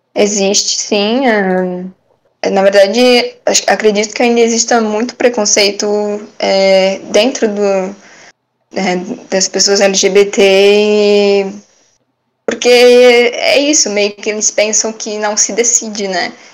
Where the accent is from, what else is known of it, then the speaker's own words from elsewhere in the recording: Brusque, Santa Catarina, Brazil; sou de Brusque mesmo